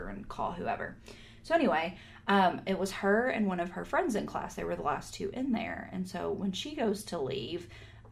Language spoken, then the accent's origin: English; Texas, United States; we're from Texas.